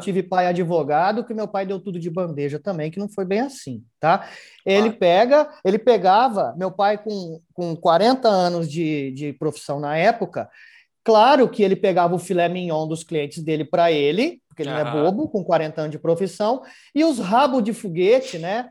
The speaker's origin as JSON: {"language": "Portuguese", "town": "Ribeirão Preto", "region": "São Paulo", "country": "Brazil", "tie": "born or raised there", "said": "eu sou natural de Ribeirão Preto"}